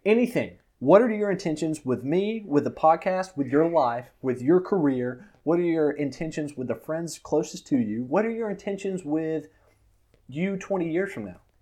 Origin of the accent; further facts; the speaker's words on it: Florida, United States; moved away as an adult; also born or lived in Mississippi; now in Dallas-Fort Worth, United States; I'm from Florida